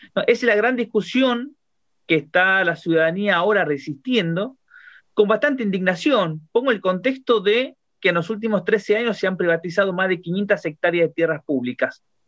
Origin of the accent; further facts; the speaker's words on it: Buenos Aires, Argentina; como porteños y porteñas y como habitantes de la Argentina